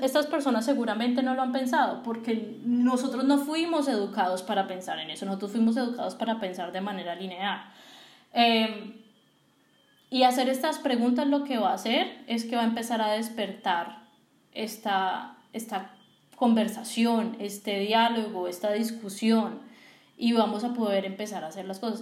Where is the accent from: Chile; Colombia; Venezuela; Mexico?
Colombia; Y nosotros como colombianos y como industria colombiana